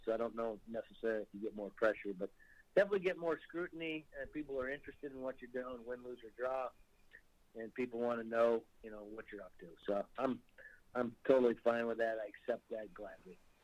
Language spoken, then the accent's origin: English; Great Falls, Montana, United States; now in Saskatchewan, Canada; I grew up in Great Falls and I play now in Saskatchewan.